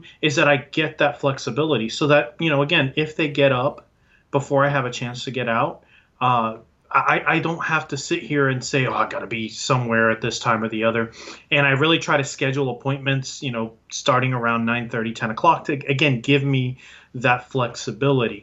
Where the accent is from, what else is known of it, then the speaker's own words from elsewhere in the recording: Puerto Rico; now in Tampa, United States; I'm originally from Puerto Rico, and I'm bilingual